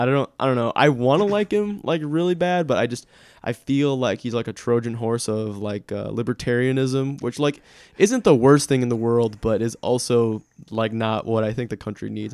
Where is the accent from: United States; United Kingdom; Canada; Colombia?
United States; I'm an American